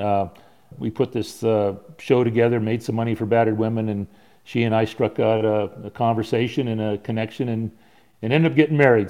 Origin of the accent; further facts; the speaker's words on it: San Diego, California, United States; growing up in San Diego